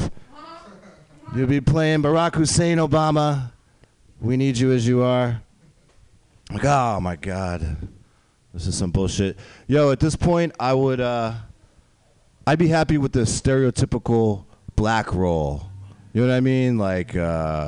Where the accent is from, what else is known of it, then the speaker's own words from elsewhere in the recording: Westchester County, New York, United States; I'm not really from the city. I lived there for like a year. I'm from the suburbs, Westchester County